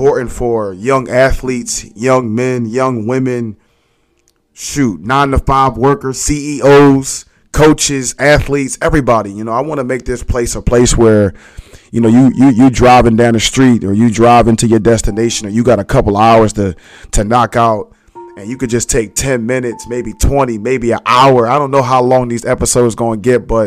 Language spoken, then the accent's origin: English; Philadelphia, Pennsylvania, United States; born and raised in Philly. You know, I grew up in Abbotsford Projects